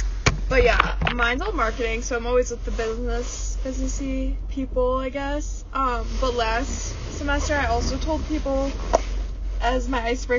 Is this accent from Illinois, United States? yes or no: yes; Chicago, Illinois, United States; we're from Chicago.